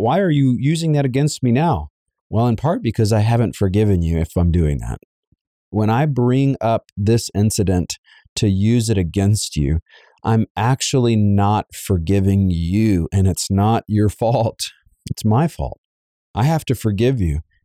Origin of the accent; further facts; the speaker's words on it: Savannah, Georgia, United States; I was raised in Savannah, Georgia